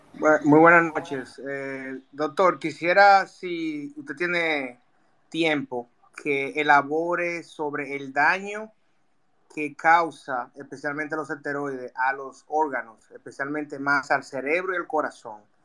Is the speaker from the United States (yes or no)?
yes; United States; also born or lived in Dominican Republic; siendo americano, siendo dominico americano